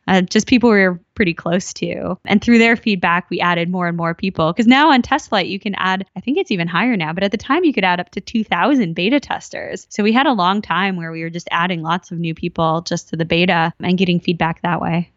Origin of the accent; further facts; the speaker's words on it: Minnesota, United States; moved away; also born or lived in Silicon Valley; I grew up in, uh, Minnesota.